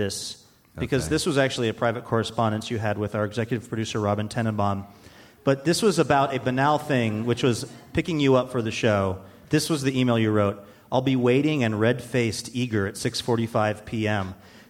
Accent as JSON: {"language": "English", "country": "Ireland", "said": "So even as an Irishman, you're saying that language is weird to you because I could not make sense of half of it."}